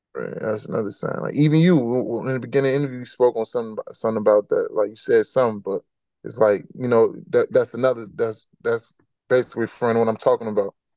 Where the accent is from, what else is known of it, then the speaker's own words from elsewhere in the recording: Chicago, Illinois, United States; moved away as an adult; now in Atlanta, United States; I'm from Chicago, so I don't come from that type of environment